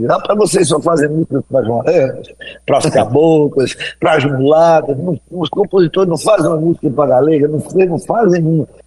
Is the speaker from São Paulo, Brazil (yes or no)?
no; Iguaraci, Pernambuco, Brazil; Porque eu sou de Guaraci. Iguaraci.